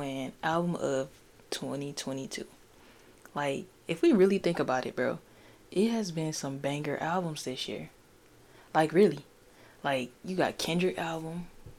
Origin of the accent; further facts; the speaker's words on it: Michigan, United States; I'm from Michigan